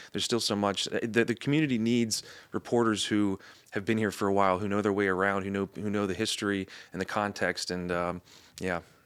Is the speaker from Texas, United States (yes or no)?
no; Anne Arundel County, outside of Annapolis, Maryland, United States; now in Baltimore, United States; I'm from, uh, Anne Arundel County, uh, outside of Annapolis